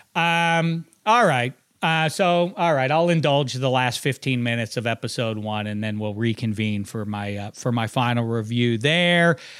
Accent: Pittsburgh, Pennsylvania, United States; also born or lived in Indiana; I'm from Pittsburgh

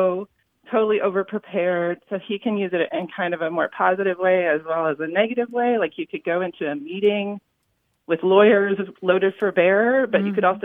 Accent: California, United States; now in Sacramento, United States; I was raised in California

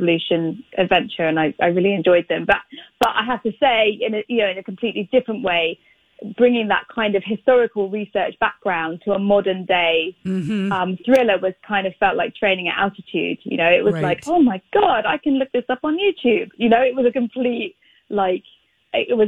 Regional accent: United Kingdom; I am British

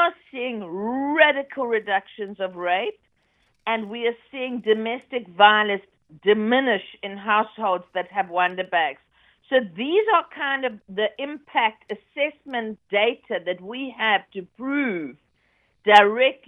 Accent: South Africa; now in United Kingdom; I'm a South African

